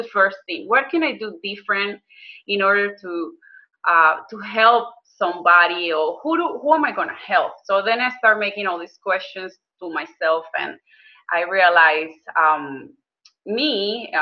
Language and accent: English; Maracaibo, Zulia, Venezuela; moved away as an adult; now in Houston, United States; I was born in Venezuela in Maracaibo, Zulia State. And I lived there until 2007 when I decided I was coming to the US